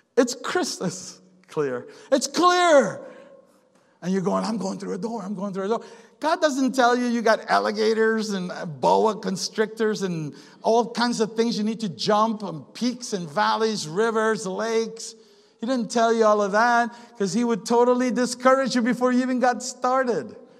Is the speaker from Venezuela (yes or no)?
yes; Venezuela; now in United States; we live in the good old USA and we live here, but we're from Venezuela